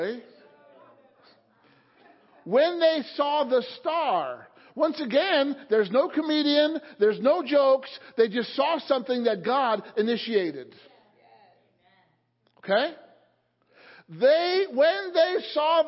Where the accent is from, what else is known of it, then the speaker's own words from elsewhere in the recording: Illinois, United States; now in Palmyra, United States; The church that I grew up in Illinois